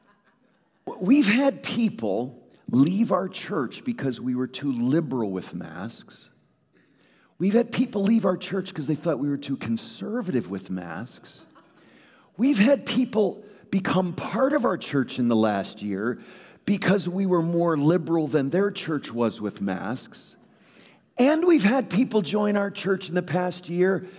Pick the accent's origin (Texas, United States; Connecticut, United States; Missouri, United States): Connecticut, United States; Woodbridge; moved away; I grew up in Trinity Evangelical Free Church of Woodbridge, Connecticut